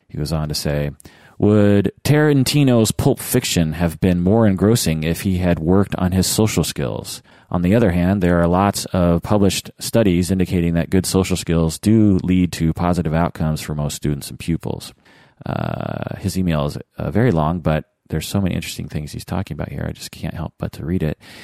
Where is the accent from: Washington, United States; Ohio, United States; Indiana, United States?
Washington, United States; Seattle; growing up in Seattle myself